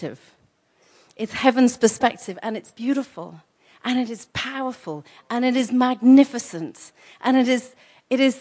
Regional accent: England, United Kingdom; I'm English

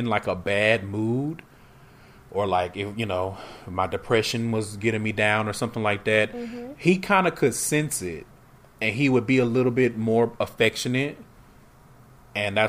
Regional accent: Houston, Texas, United States; moved away as an adult; now in Seattle, United States; Houston was my hometown and I've never lived anywhere else

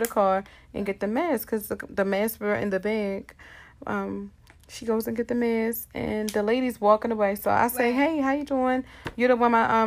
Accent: Baltimore, Maryland, United States; I was born and raised in Baltimore

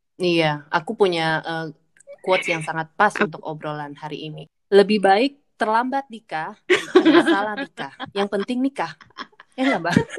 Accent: Pontianak, West Kalimantan, Indonesia; moved away as an adult; aku kan dulu dari Pontianak aku sempat eh, kuliah di luar kota

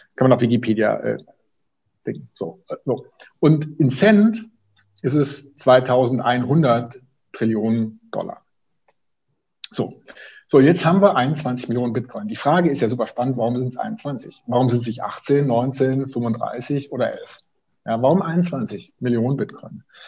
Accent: Swabia, Germany; now in Bonn, Germany; ich bin Schwabe

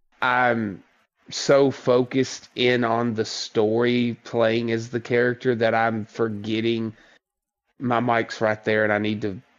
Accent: the South, United States; I grew up in the South. I've made this abundantly clear to the group. I've spent my entire life to not have a big Southern drawl.

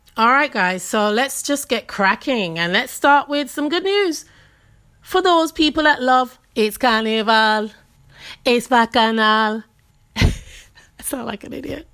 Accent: Jamaica; We are not Trinidadian, we are Jamaicans

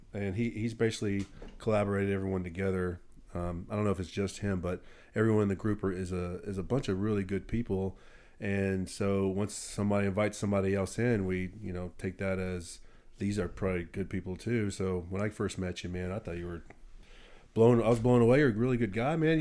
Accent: Brentwood, United States; I was from Brentwood

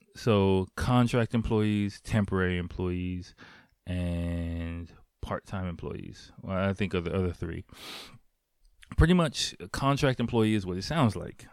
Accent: United States; moved away as an adult; now in Japan; the environment I grew up in in America

